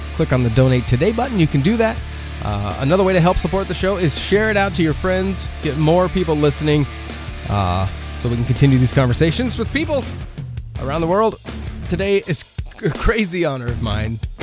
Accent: Oregon, United States; moved away as an adult; now in Midwest, United States; I grew up in Oregon, so I'm from the, the West Coast

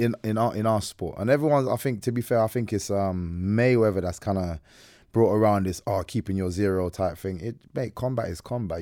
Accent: Ireland; I'm Irish

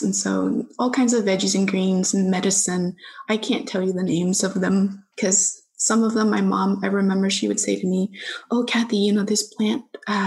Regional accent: Fresno, California, United States; Fresno. You know, it's a place where I was born and raised

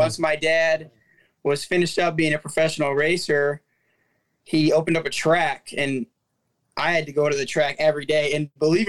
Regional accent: Michigan, United States; Michigan. I born and raised here

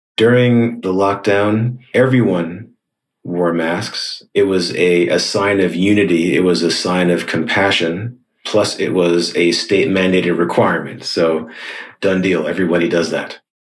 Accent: New York, United States; moved away as an adult; now in Shanghai, China; I'm speaking from Shanghai, China, but originally from New York in the US

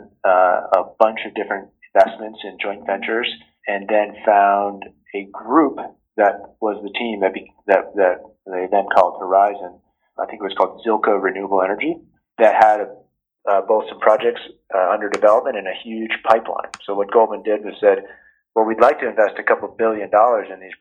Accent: Ridgewood, New Jersey, United States; moved away as an adult; also born or lived in Stanford, California / Silicon Valley; I grew up in Ridgewood, New Jersey, which is a town just outside of New York City.

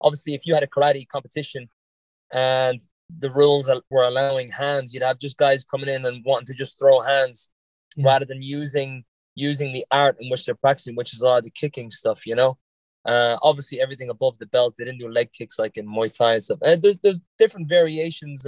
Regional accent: Lucan, Leinster, Ireland; accent: Irish, a little bit on the Dublin side; moved away as an adult; also born or lived in Newbridge, Kildare; now in Boston, United States; I grew up in Dublin and my family lives in Kildare

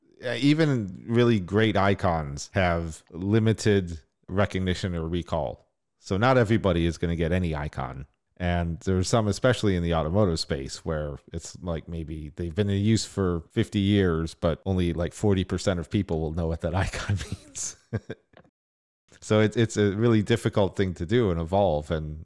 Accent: Northeast, United States; So when I was growing up in Northeast US.

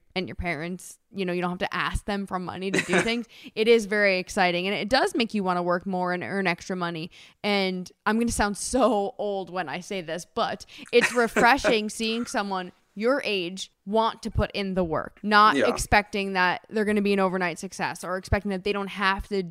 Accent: New Jersey, United States; growing up in Jersey

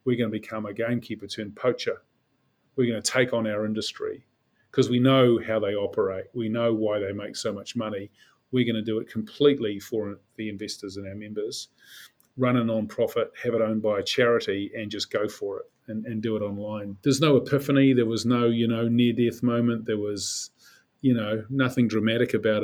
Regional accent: Auckland, New Zealand; I grew up as a Westie. I'm from Sunnyvale, and between Henderson and Glenelg

